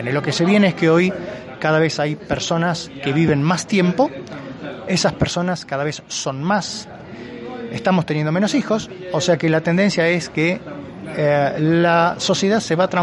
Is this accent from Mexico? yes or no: yes; Mexico; born there; cuando yo nací, yo tengo 53 años, en el año 67, cuando yo nací aquí en México